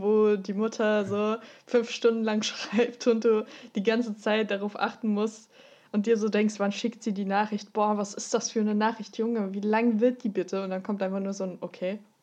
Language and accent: German; Austria; moved away; komme ursprünglich aus Österreich